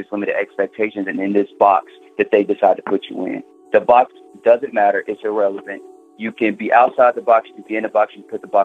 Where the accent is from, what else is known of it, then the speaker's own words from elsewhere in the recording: Cincinnati, Ohio, United States; now in Kansas City, United States; So, I'm calling from Kansas City, Missouri.